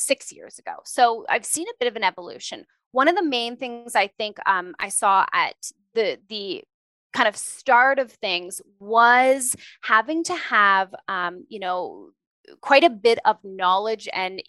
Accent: Ontario, Canada; moved away as an adult; now in Alberta, Canada; I grew up in Ontario

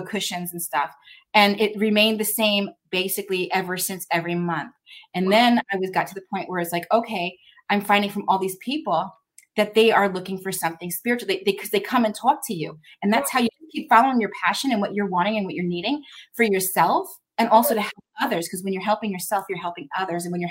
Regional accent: Arizona, United States; moved away; I'm from Arizona, and I'm new here

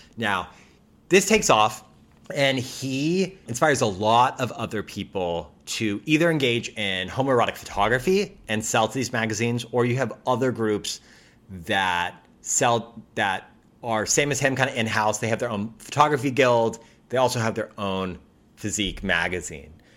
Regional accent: United States; as an American

